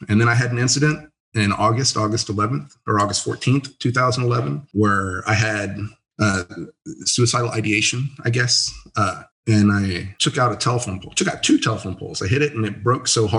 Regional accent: San Antonio, Texas, United States; also born or lived in Blanco, Texas / Kansas; I grew up in San Antonio. And then when I was a teenager, I moved to Blanco

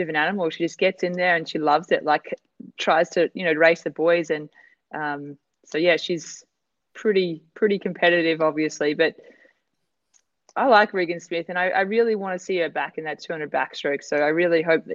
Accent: Australia; I'm Aussie

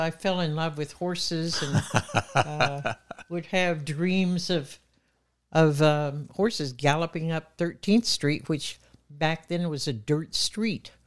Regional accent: Muskogee, Oklahoma, United States; I was born in Muskogee, Oklahoma, and proud of it

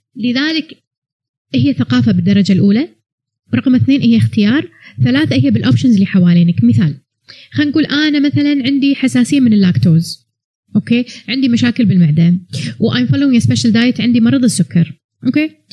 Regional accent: Kuwait; ما عندنا اماكن قهوه زينه بالكويت

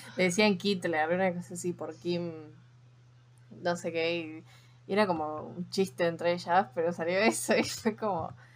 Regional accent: Argentina; porque somos argentinas

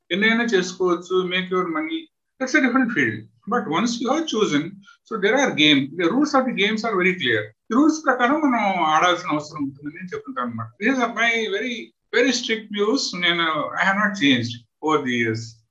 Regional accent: Khammam district, Telangana, India; moved away as an adult; now in West Bengal, India; మేము పుట్టి పెరిగింది ఖమ్మం జిల్లా

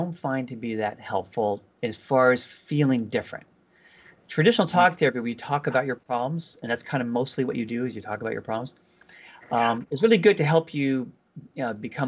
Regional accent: California, United States; now in East Coast, United States; I'm originally from California

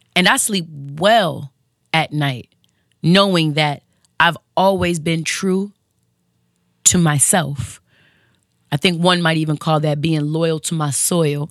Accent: West Coast, United States; the West Coast chick in me

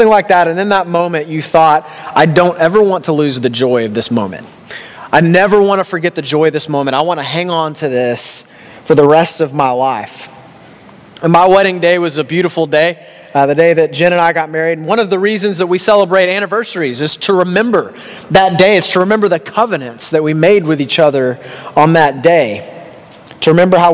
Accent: Texas, United States; now in Canada; in America, I'm from Texas

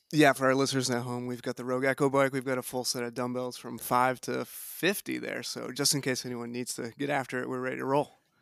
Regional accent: White River Junction, Vermont, United States; also born or lived in Durham, North Carolina; I grew up in the White River Junction area

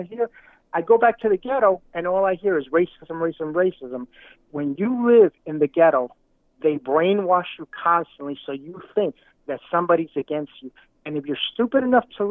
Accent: New York City, New York, United States; I grew up in Brooklyn, New York

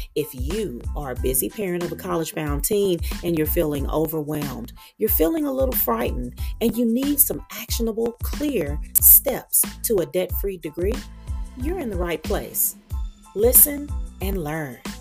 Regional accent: Meridian, Mississippi, United States; moved away; the community where I was raised in Meridian, Mississippi

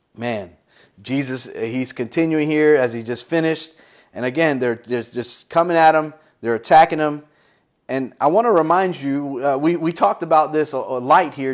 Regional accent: United States; as an American

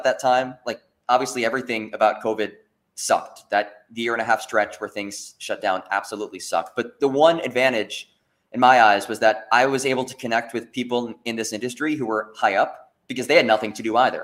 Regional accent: New Jersey, United States; moved away as an adult; also born or lived in Pembroke, North Carolina; I grew up in North Jersey, just outside of New York City.

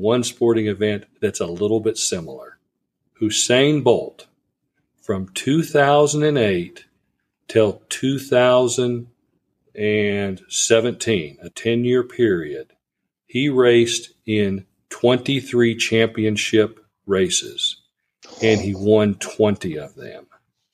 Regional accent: United States; I'm an American.

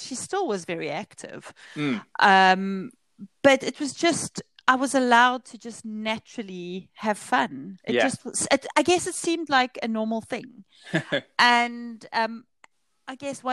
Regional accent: South Africa; moved away; I grew up in South Africa, sort of at the tail end of the apartheid days.

